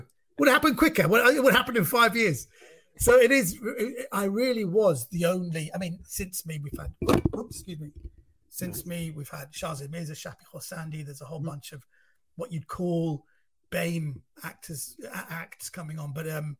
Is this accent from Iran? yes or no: yes; Iran; Number one, I'm not from Pakistan. I'm from Iran, which geographically is a country next door.